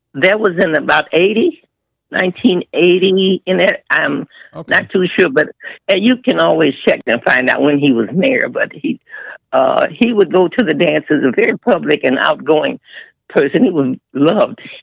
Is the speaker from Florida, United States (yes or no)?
no; Chicago, Illinois, United States; I was born and raised in Chicago on the west side